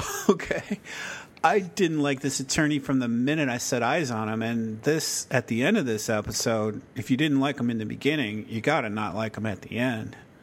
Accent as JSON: {"language": "English", "town": "Chicago", "region": "Illinois", "country": "United States", "tie": "born or raised there", "said": "I grew up near Chicago, like in Chicago"}